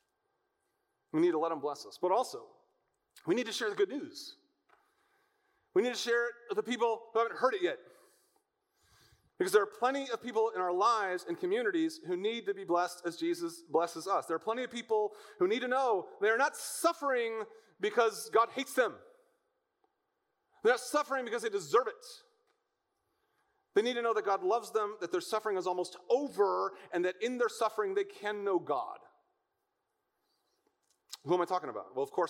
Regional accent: United States; American Christians living in the land of plenty

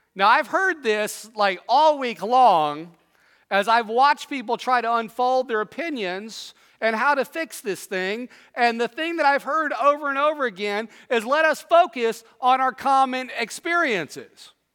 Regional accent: Southwest, United States; moved away; also born or lived in East Tennessee; I grew up in the Southwest.

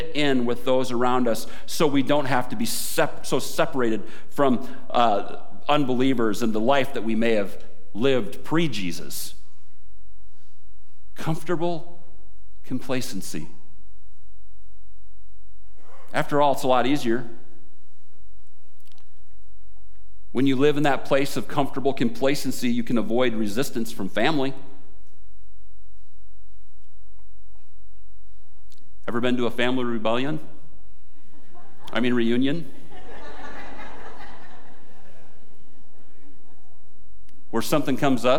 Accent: United States; as American Christians

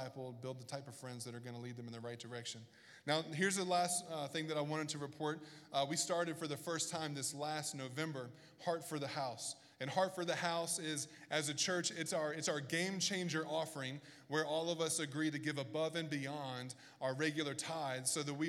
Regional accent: Bible Belt, the South, United States; moved away; I grew up in the South in the Bible Belt

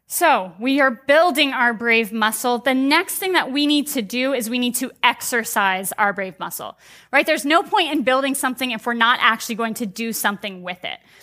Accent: United States; as American Christians

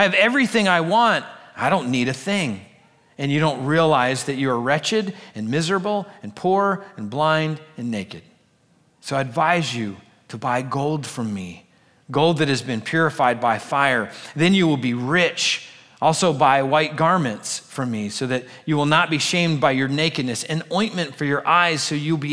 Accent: United States; us as American Christians.

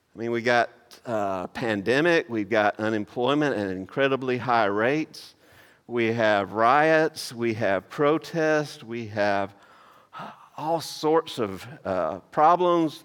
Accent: Maysville, United States; moved away; that's actually from my hometown

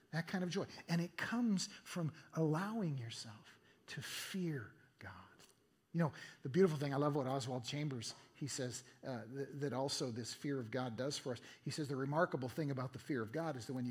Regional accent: Eugene, Oregon, United States; my hometown, Eugene, Oregon

